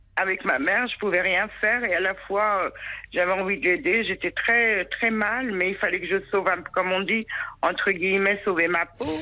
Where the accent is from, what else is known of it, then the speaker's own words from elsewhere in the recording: France; née en France, donc française. Comme je l'étais